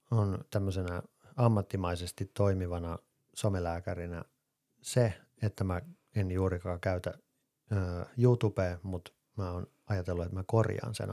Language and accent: Finnish; Finland; first language Finnish; Siis totta kai mä osaan englantia, mutta suomi on mun äidinkieli.